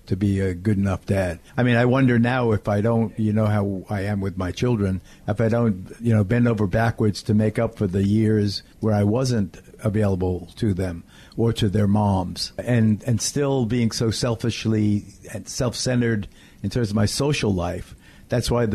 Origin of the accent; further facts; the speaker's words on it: West Babylon, New York, United States; also born or lived in Williamsburg, Brooklyn; When we moved from Williamsburg to West Babylon, I was not only in West Babylon